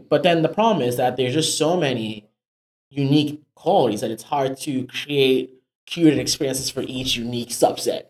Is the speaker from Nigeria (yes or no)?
yes; Nigeria; also born or lived in Africa; now in United States; I am a Nigerian immigrant